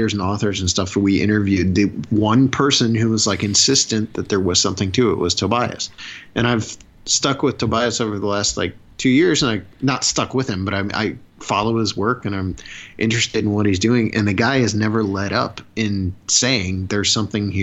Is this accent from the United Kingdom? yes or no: no; Northeast Ohio, United States; I'm from Neo. I'm from Northeast Ohio, and we're right on that line.